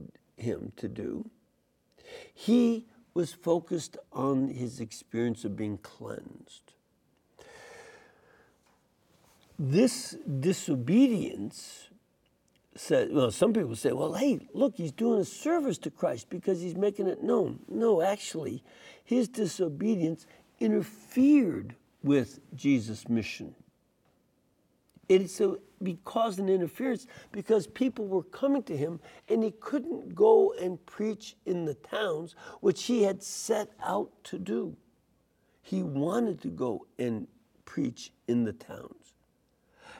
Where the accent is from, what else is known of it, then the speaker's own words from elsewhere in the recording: Chicago, Illinois, United States; I'm from Chicago